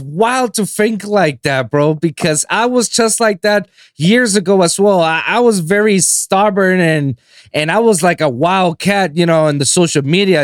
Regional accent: Puerto Rico; I'm from Puerto Rico. That's I was born and raised in that island

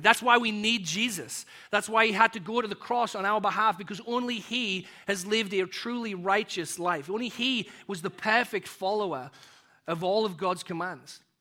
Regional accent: United Kingdom; moved away as an adult; also born or lived in Texas; now in North Aurora, United States; I kind of live in this identity as a British and a, an American

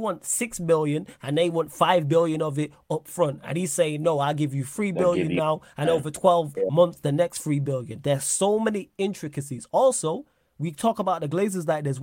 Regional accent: Manchester, North West England, United Kingdom; I'm from Manchester

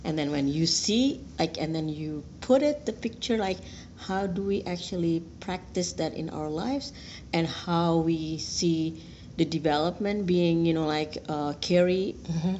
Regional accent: Indonesia; moved away as an adult; now in United States; I'm originally from Indonesia, so I've been working in Indonesia previously

